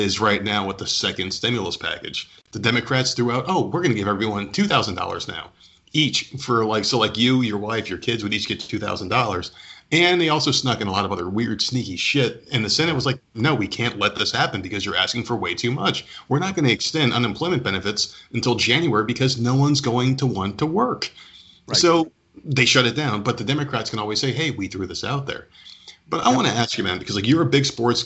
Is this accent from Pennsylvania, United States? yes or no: no; New Jersey, United States; I'm from New Jersey.